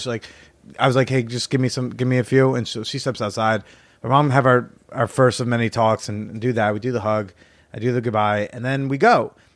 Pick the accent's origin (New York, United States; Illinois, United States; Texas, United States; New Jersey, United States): New Jersey, United States; moved away; my hometown in Jersey